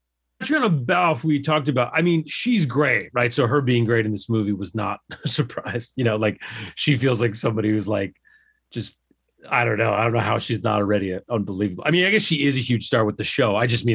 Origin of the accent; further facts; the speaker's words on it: Ireland; it could have just be because I'm Irish.